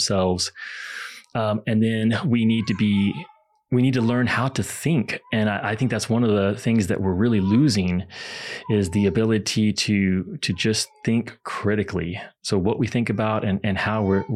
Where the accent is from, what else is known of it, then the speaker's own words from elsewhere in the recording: Kentucky, United States; I grew up in Kentucky